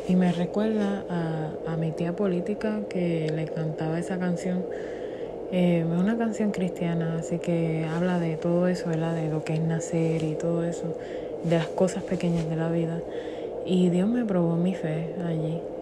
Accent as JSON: {"language": "Spanish", "country": "Puerto Rico", "said": "Yo que soy puertorriqueña"}